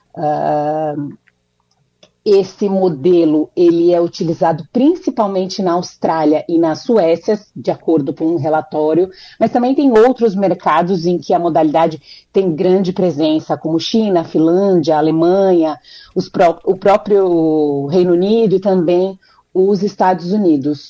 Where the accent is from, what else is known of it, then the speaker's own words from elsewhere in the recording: Brazil; now in United States; como boa brasileira